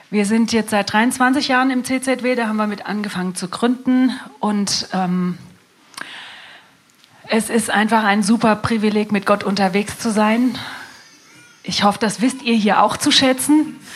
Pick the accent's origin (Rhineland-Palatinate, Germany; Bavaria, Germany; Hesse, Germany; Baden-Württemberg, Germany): Hesse, Germany; Wiesbaden; ähm, wir kommen aus Wiesbaden.